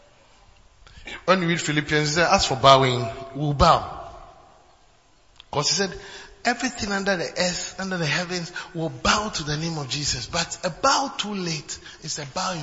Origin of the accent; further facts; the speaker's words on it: Ghana; moved away as an adult; from Ghana